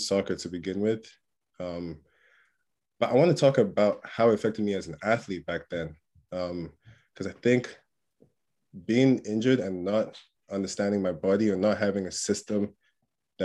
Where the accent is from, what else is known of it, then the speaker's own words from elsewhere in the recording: England, United Kingdom; also born or lived in Port Harcourt, Nigeria; I was born in a city called Port Harcourt in Nigeria. Moved to England when I was like 6 or 7 years old